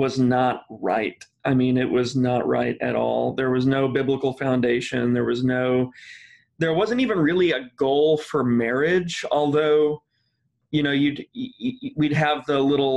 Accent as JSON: {"language": "English", "region": "Midwest", "country": "United States", "said": "I'm from the Midwest"}